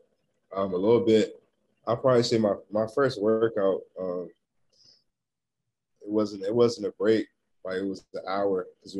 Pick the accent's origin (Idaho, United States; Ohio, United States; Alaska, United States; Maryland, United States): Maryland, United States; I mean, it was lovely. You know, you grow up and then you got Kevin Durant, Michael Beasley, and all these top players from your area.